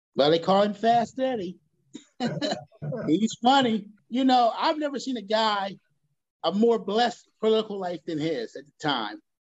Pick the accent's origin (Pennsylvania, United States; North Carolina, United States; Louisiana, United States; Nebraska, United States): Pennsylvania, United States; Philadelphia; moved away; I was from the Philadelphia area